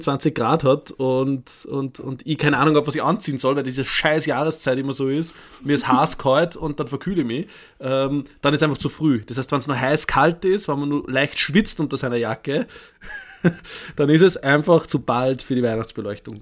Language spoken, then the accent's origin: German; Upper Austria, Austria; moved away; weil ich mich aus Oberösterreich melde, meinem Heimatbundesland.